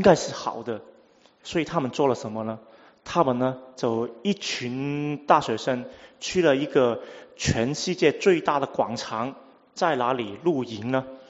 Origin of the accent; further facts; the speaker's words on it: Hong Kong; first language Cantonese; Chinese is a second language; 我香港来啊，所以啊，呃，广东话是我母语，第二是英文